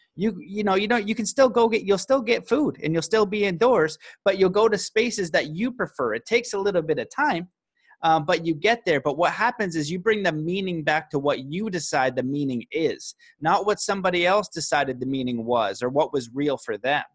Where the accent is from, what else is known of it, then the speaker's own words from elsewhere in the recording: Canada; a Canadian boy